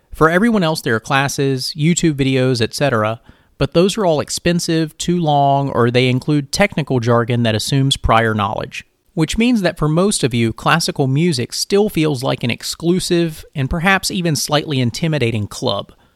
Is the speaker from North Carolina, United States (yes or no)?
yes; rural North Carolina, United States; I'm a Filipino American from rural North Carolina